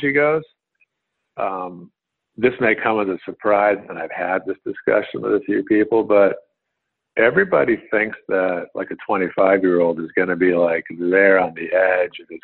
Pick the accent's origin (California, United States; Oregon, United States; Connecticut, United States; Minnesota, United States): Connecticut, United States; Woodbury; I grew up in a small rural town in Connecticut. I grew up in Woodbury, Connecticut